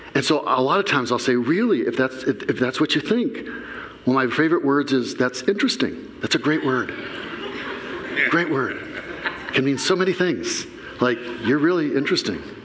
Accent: Flint, Michigan, United States; I grew up in Flint. Before you ever heard of it for its water stuff, we were the number one murder capital of the country.

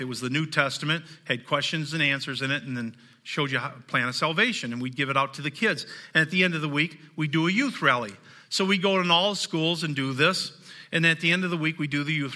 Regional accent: the South, United States; I'm from the South. I'm a hillbilly.

